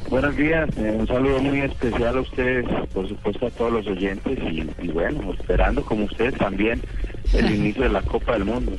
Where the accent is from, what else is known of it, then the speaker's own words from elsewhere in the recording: Colombia; como colombiano